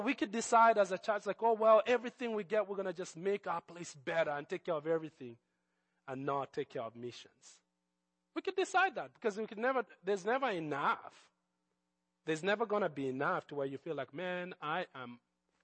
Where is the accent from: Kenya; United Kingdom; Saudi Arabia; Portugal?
Kenya; Nairobi; when Jesus came into my life as a teenager, growing up in Nairobi